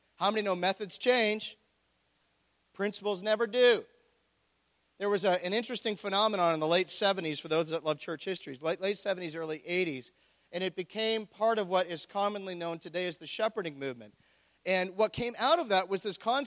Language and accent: English; Oshawa, Ontario, Canada; born or raised there